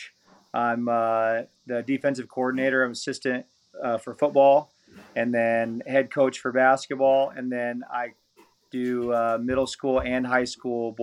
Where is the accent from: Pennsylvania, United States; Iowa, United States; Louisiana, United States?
Iowa, United States; Atlantic; also born or lived in Hawarden, Iowa; I grew up in Southwest Iowa, Atlantic, Iowa